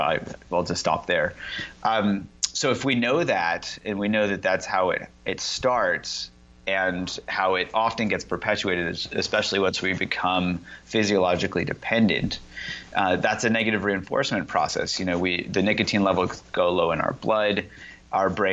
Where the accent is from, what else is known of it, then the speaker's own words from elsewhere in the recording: Indiana, United States; I grew up in Indiana